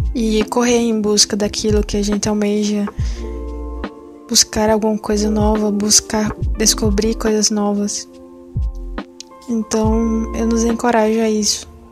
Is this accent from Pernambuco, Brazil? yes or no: yes; Pernambuco, Brazil; sou pernambucana